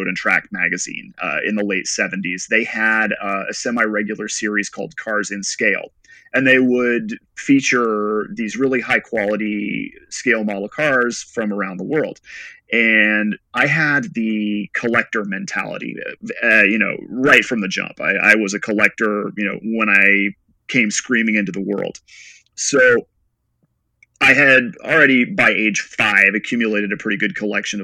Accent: West Texas, United States; I grew up mostly in West Texas.

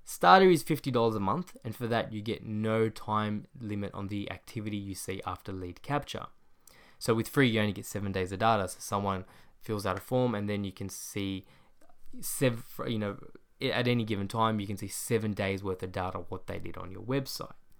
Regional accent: Australia; my hometown, Australia

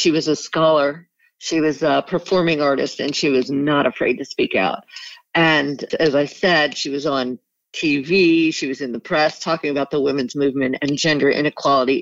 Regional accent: New York, United States; also born or lived in Rye, New York / New Haven / Australia; I grew up in New York

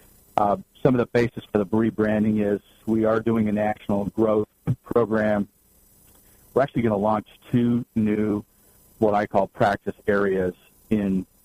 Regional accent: Santa Cruz, California, United States; moved away as an adult; now in Arizona, United States; born and raised in Northern California, kind of a beach boy at heart. I was raised in Santa Cruz

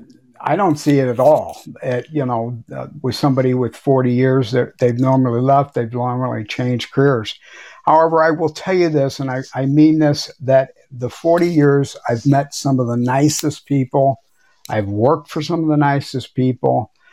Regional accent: Missouri, United States; It was Manchester Road in DePere, Missouri. I do. I grew up on Kent Stern, right next to OKVAC

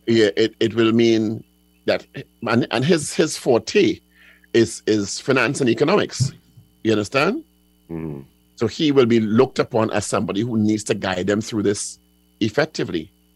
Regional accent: England, United Kingdom; I am an English person

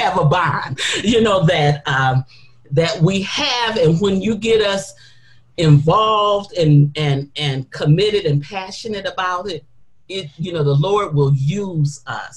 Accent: Detroit, Michigan, United States; I don't live in Detroit now. I was born and raised in Detroit

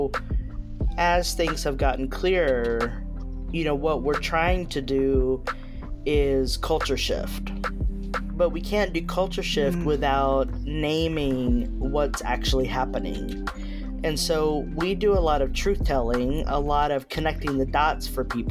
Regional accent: Texas, United States; also born or lived in Berkeley, California; now in Nashville, United States; I'm from Texas, didn't want to return to Texas, so came to Nashville

